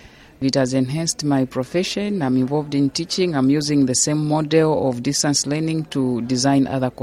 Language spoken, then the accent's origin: English; Lusaka, Lusaka Province, Zambia; I'm from Zambia, Lusaka.